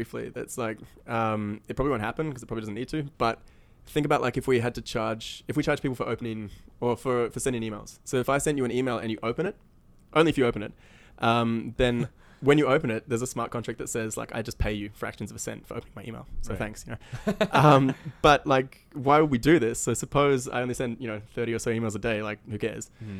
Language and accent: English; New Zealand; born there; I mean, I was born in New Zealand, so you just kind of like forced into it.